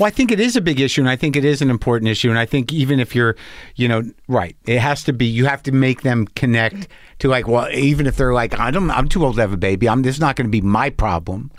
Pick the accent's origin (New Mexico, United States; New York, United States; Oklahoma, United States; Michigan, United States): New Mexico, United States; I grew up in New Mexico